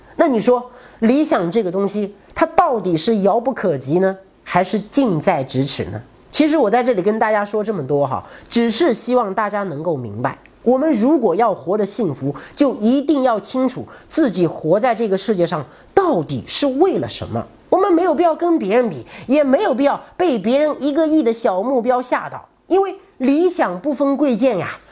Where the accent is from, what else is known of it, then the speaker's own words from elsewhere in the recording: China; 我们中国人一直都缺少这种拒绝的能力